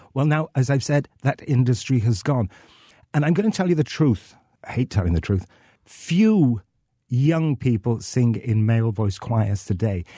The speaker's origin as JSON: {"language": "English", "region": "North Wales", "country": "United Kingdom", "said": "I'm from North Wales"}